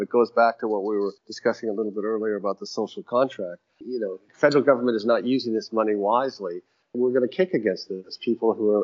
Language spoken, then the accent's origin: English; Canada; now in Nigeria; I'm a visitor and I'm Canadian